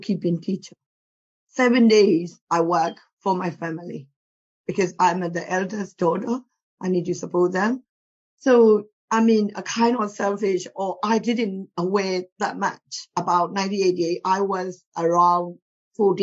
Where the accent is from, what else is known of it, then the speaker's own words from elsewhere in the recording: Myanmar; moved away as an adult; now in United Kingdom; I grew up in Myanmar until I was 26. I came here in 26 years old.